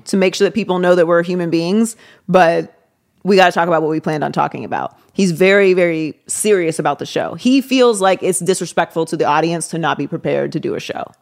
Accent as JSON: {"language": "English", "town": "Pittsburgh", "region": "Pennsylvania", "country": "United States", "tie": "born or raised there", "also_born_or_lived": "Miami", "moved": "as an adult", "lives_now": "Los Angeles, United States", "said": "I was born and raised in Pittsburgh."}